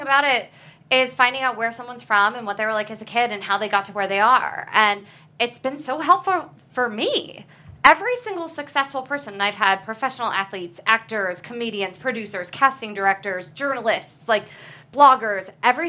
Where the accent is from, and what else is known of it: New Jersey, United States